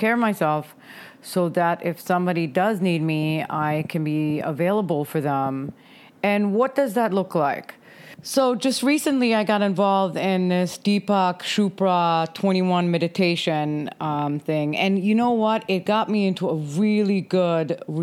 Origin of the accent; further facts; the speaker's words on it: Germany; now in United States; I am originally from Germany. I moved here 30 years ago